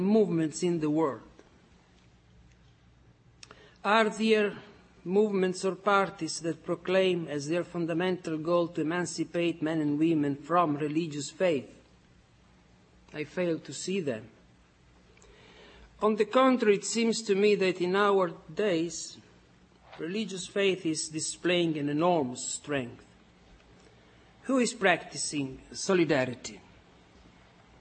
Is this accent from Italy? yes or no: yes; Forlì, Emilia-Romagna, Italy; moved away as an adult; now in United States; born in my hometown in Italy, in Forlì.